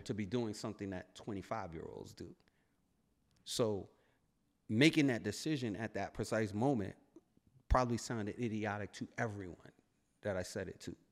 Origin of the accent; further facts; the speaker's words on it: New York City, New York, United States; I'm from Brooklyn